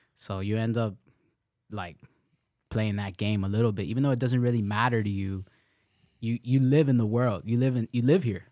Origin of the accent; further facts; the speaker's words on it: Nicaragua; I'm from Nicaragua